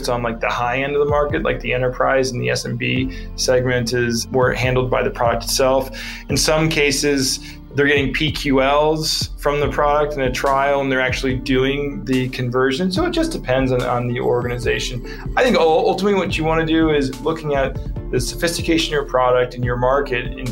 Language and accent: English; Newark, Delaware, United States; my hometown is Newark, Delaware